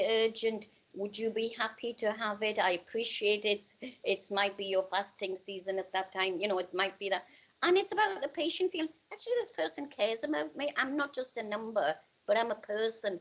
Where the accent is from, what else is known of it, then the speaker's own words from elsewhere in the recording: Newcastle upon Tyne, North East England, United Kingdom; also born or lived in India; I'm from Newcastle.